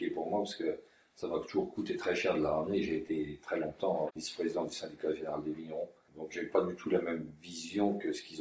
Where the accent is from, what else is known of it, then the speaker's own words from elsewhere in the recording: Champagne, Grand Est, France; Et on a oublié ça en Champagne.